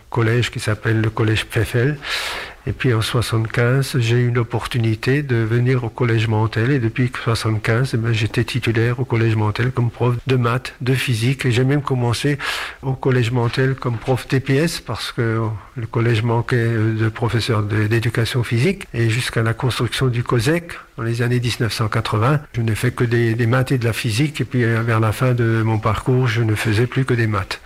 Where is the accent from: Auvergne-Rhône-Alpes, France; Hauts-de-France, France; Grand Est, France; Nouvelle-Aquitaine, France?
Grand Est, France; Sélestat; je suis né à Célestat, j'ai grandi à Célestat